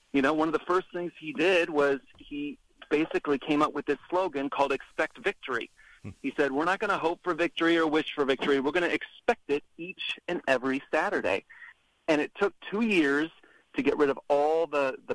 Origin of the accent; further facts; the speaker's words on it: Omaha, Nebraska, United States; moved away as an adult; growing up in Nebraska, of course, in the 90s